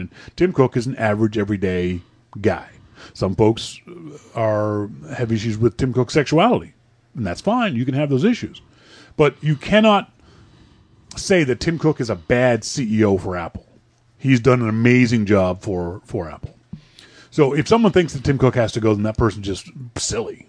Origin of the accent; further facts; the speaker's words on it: Halifax, Nova Scotia, Canada; I'm from Halifax, this is a four hundred year old city